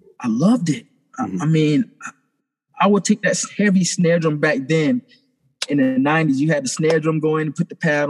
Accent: St. Stephen, South Carolina, United States; I grew up in St. Stephen, South Carolina

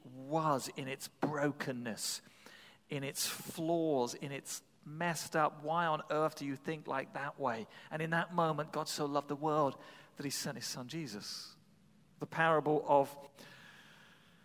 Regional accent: England, United Kingdom; now in New England, United States; I come from England

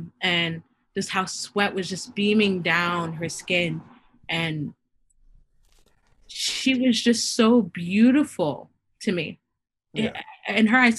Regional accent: Haiti; I'm from Haiti, the first independent Black nation.

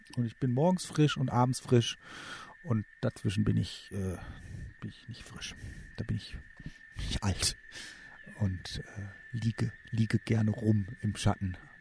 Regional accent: Germany; bei uns in Deutschland

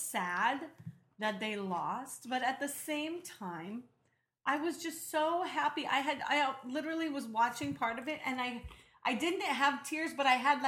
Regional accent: United States; of course, I'm American

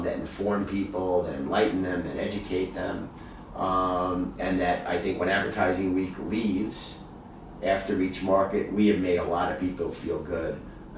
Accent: New York City, New York, United States; my family's from Brooklyn, I grew up in Queens

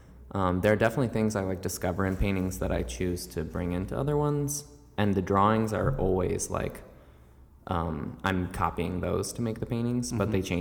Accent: Tracy's Landing, Maryland, United States; now in New York, United States; I grew up in Tracy's Landing, Maryland. Mm-hmm. So it's a pretty rural part of the country. It's like an hour south of Baltimore.

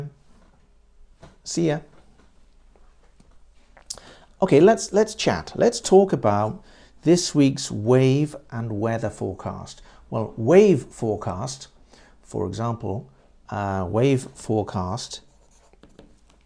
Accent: United Kingdom; I am British, but my wife is Japanese

